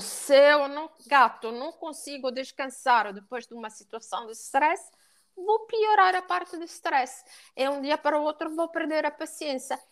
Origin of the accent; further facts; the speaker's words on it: Italy; accent: Italian; Portuguese is a second language; now in Portugal; eu sou italiana